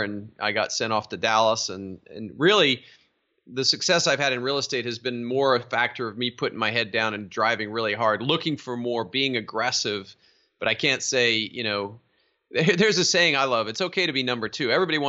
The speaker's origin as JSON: {"language": "English", "region": "South East England", "country": "United Kingdom", "tie": "born or raised there", "said": "So yeah, I was raised overseas in Surrey, England."}